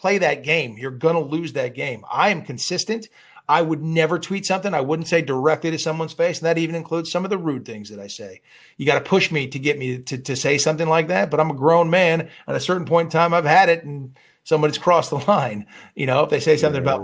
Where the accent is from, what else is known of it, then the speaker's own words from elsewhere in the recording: Malibu, California, United States; also born or lived in Hollywood; I grew up in Hollywood. I grew up in Malibu, California